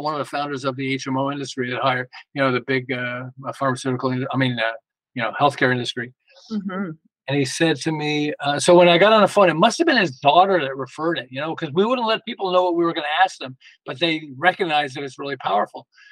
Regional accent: Montreal, Quebec, Canada; moved away as an adult; now in Los Angeles, United States; I'm originally from, we're originally from Montreal and we moved to Los Angeles.

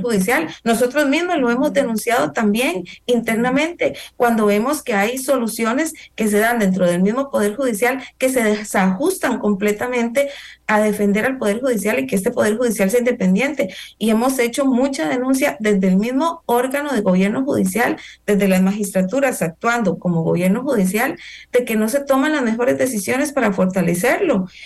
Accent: Costa Rica; como costarricenses, en el caso nuestro

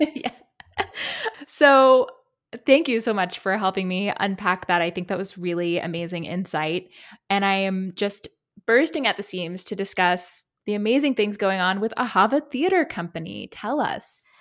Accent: South Carolina, United States; growing up in South Carolina

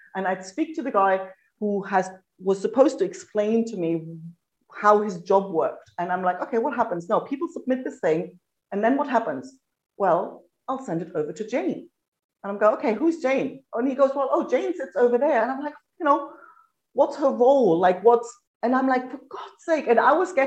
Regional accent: East Germany, Germany; moved away as an adult; now in Australia; I grew up in East Germany.

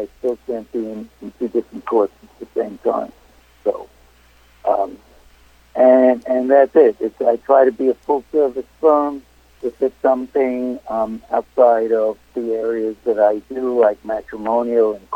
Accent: New York City, New York, United States; born and raised in Brooklyn, Brooklyn College, NYU Law School.

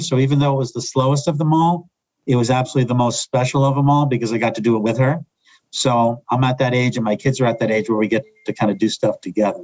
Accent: New York area, United States; moved away as an adult; now in Philadelphia, United States; I grew up in the New York area and wound up down here in Philadelphia

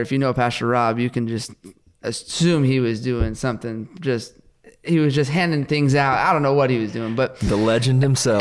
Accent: West Coast, United States; now in Oklahoma, United States; I grew up on the West Coast

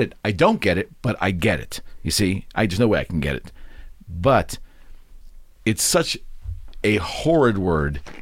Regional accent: United States; as an American

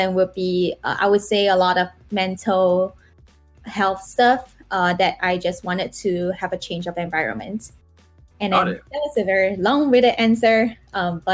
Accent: Singapore; moved away as an adult; now in United States; in Singapore

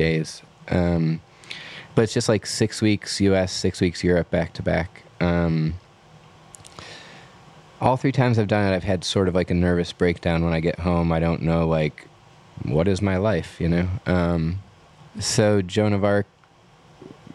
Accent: United States; being American or a musician

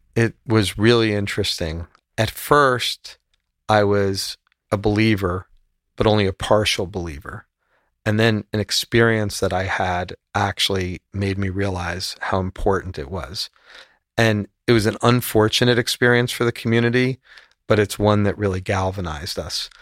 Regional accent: United States; also born or lived in Miami / Spain; just being an American

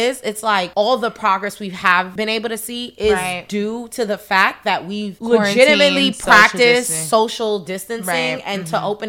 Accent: New York, United States; as a New Yorker

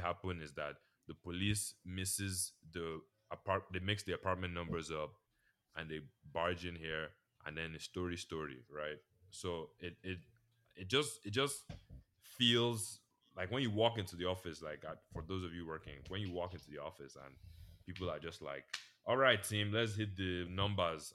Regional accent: Nigeria; now in United States; everybody in my department knows I'm Nigerian

